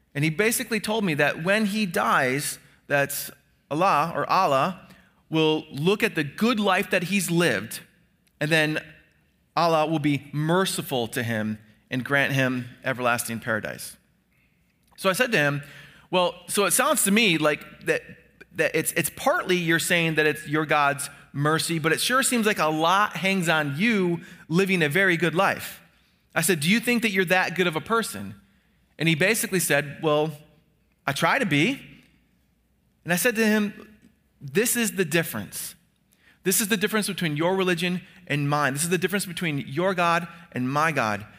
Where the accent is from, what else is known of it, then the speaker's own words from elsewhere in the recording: United States; we who are Americans